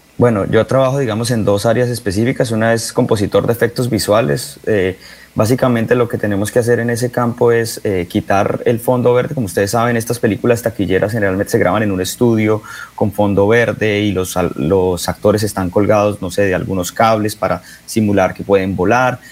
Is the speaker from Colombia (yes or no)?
yes; Bucaramanga, Santander, Colombia; born or raised there; moved away as an adult; also born or lived in San Francisco; now in New York, United States